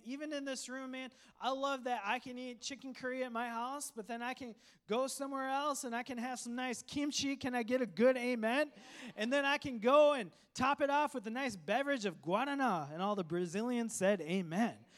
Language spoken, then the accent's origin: English; Coon Rapids, Minnesota, United States; English is a second language; also born or lived in Sri Lanka; I grew up in Coon Rapids, Minnesota. My family immigrated from a tropical island, Sri Lanka, to Minnesota in America in the wintertime